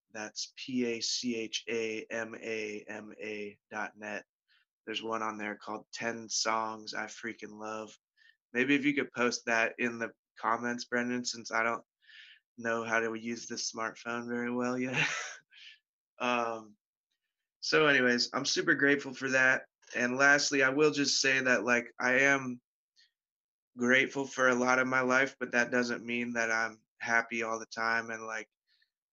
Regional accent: Pittsburgh, Pennsylvania, United States; I live in Pittsburgh. I grew up in Pittsburgh

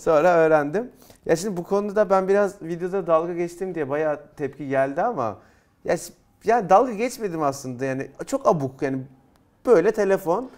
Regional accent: Turkey; Biz Türk'üz

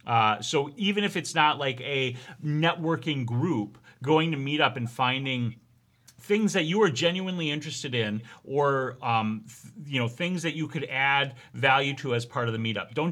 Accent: New York, United States; born there; I was born in New York and I still drive like it.

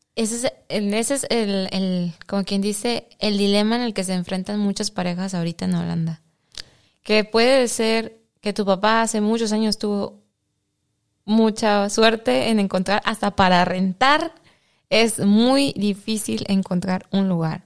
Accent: Mexico; now in Netherlands; yo como mexicana

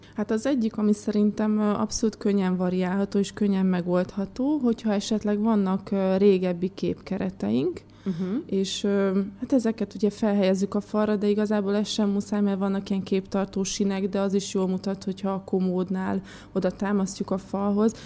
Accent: Békés, Hungary; moved away; Békés megyében nőttem fel

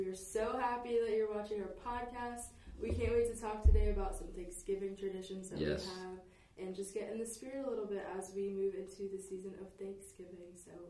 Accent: Connecticut, United States; moved away; Yeah, I'm from Connecticut. That's where I grew up, so I guess I am from there.

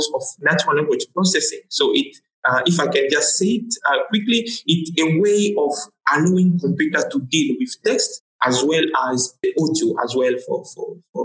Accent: DR Congo; first language Tshiluba; English is a second language; moved away as an adult; also born or lived in Nairobi, Kenya; now in Accra, Ghana; I'm from the Democratic Republic of Congo. For those, yes, that are aware, that is a French-speaking country. So I've done all my, you know, high school, undergrad, you know, honor degree, everything I've done it in French.

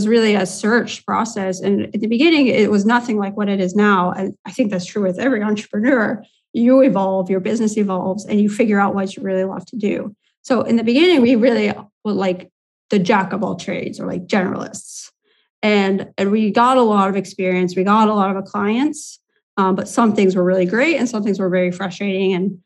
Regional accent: Indiana, United States; moved away as an adult; now in Latvia; I'm originally from the US, from Indiana

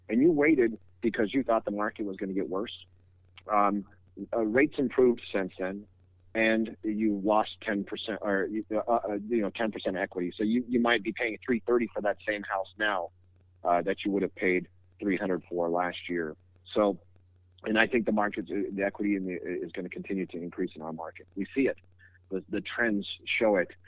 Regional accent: California, United States; I, I come from the Bay Area and I moved out here and I kept my phone number.

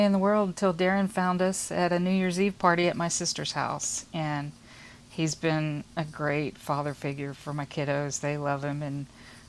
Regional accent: Houston, Texas, United States; We're from the Houston area

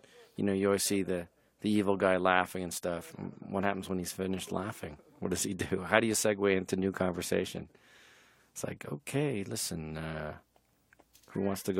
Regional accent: Canada; because I'm from Canada, I wanted to make sure there was a Mountie.

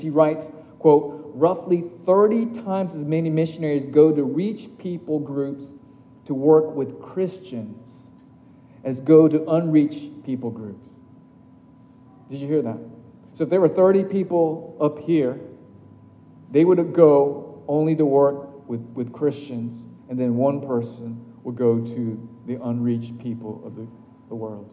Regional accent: Tokyo, Japan; my hometown, Tokyo

